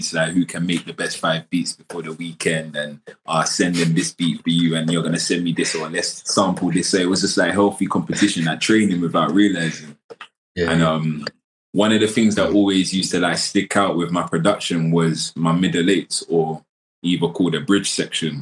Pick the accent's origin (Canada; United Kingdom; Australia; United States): United Kingdom; London; Born and raised in Southeast South London